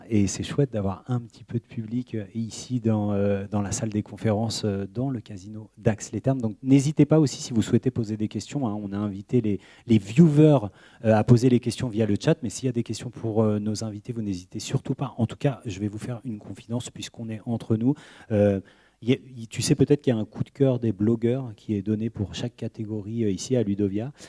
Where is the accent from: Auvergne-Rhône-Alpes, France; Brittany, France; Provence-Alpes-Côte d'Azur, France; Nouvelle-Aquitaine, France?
Nouvelle-Aquitaine, France; Poitiers; je viens de Poitiers